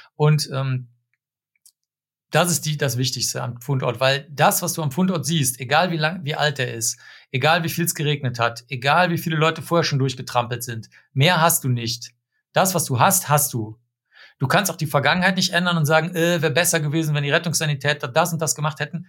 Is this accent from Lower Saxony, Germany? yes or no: no; Cologne, North Rhine-Westphalia, Germany; ich bin in Köln aufgewachsen